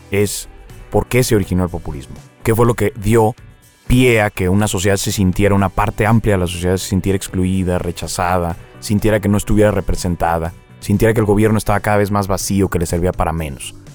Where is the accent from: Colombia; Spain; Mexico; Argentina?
Mexico; somos todos mexicanos.